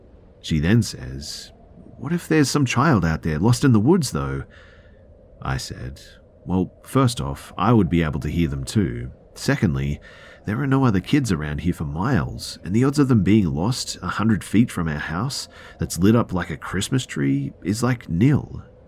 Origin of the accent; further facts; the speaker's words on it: Oregon, United States; Me, growing up in Oregon, loved the rain, and for the past 10 years we'd lived in Vegas